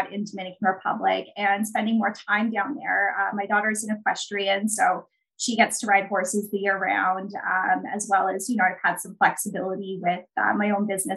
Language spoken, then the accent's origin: English; Canada; I'm actually Canadian. I'm in Toronto right now.